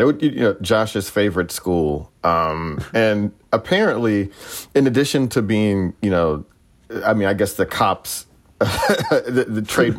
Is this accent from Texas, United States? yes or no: yes; Texas, United States; Yeah, because I've been hearing that my whole life. I mean, maybe as a Texan.